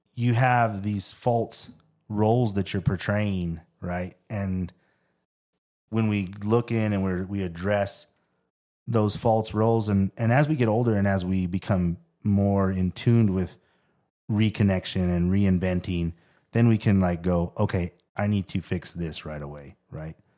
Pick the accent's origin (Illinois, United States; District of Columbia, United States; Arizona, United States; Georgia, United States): Arizona, United States; Tempe; I grew up in Tempe